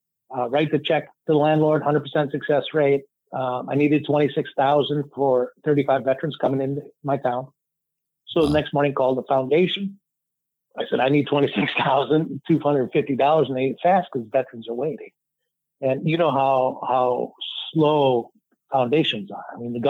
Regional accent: Toledo, Ohio, United States; we were doing one in my hometown at Toledo.

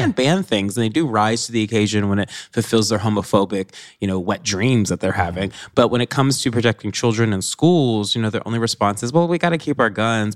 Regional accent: Nashville, Tennessee, United States; moved away; a place I grew up in Green Hills

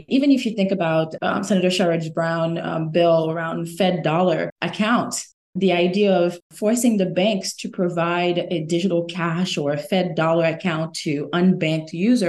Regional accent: Haiti; now in United States; I'm originally from Haiti, born and raised. And when I migrated to the US, I became fascinated by the concept of financial markets

